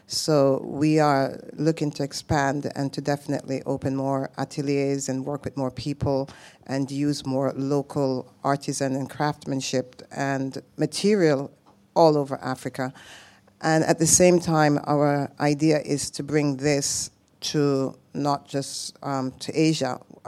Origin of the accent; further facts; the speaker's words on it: Jamaica; I'm Jamaican. So my husband is Norwegian.